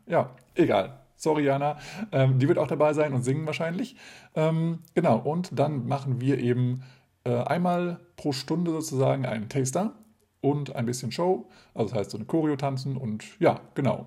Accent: Hesse, Germany; moved away; also born or lived in Lower Saxony; Ursprünglich aber komme ich aus Hessen

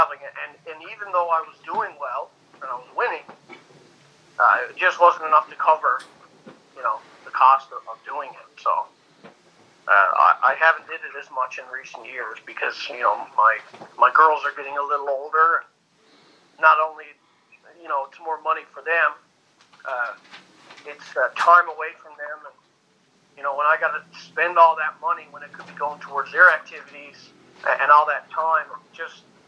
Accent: Newfoundland and Labrador, Canada; moved away as an adult; now in Fort McMurray, Canada; I grew up in Newfoundland, Canada

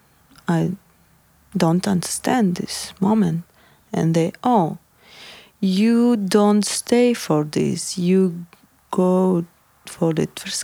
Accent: Grozny, Chechnya, Russia; English is a second language; also born or lived in Crimea, Ukraine; now in Amsterdam, Netherlands; I was born in Ukraine, Crimea. And I was 6 years old. I moved to homeland my mother, Chechenian Republic, in the Grozny city

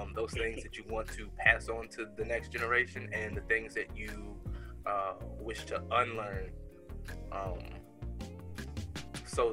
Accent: San Francisco, California, United States; moved away as an adult; now in Woodbridge, United States; I'm here in Woodbridge, Virginia, but I'm originally from San Francisco, California, Cali boy, born and raised. I've been out here in the DMV area since 2006

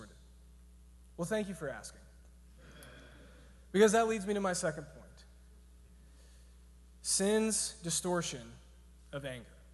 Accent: Georgia, United States; I'm from Georgia

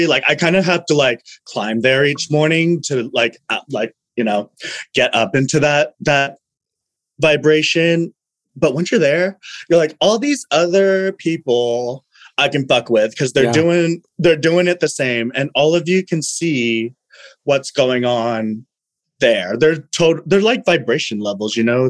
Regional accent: Fresno, California, United States; I am from Fresno

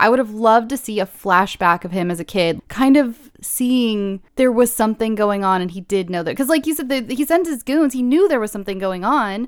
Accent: California, United States; I'm born and raised in California.

